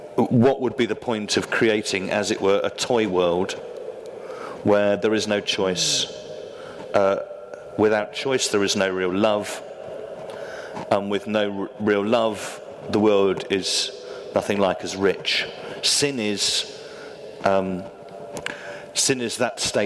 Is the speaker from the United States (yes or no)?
no; England, United Kingdom; we're English.